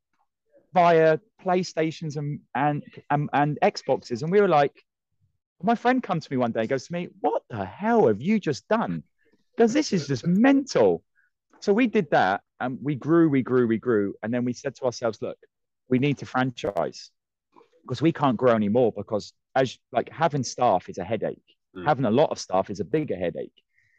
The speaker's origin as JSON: {"language": "English", "country": "Ireland", "also_born_or_lived": "Australia", "moved": "yes", "lives_now": "United Kingdom", "said": "I am Irish"}